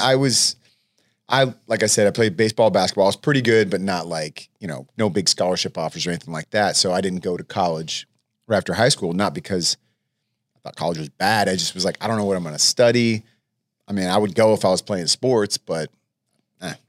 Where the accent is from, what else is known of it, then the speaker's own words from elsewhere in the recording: El Cerrito, California, United States; also born or lived in Oak Ridge, Tennessee; I grew up mostly in El Cerrito